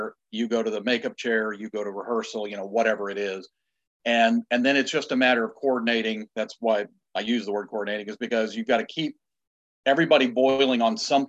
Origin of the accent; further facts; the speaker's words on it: Illinois, United States; now in Wilmington, United States; I'm from the Midwest. I'm from Illinois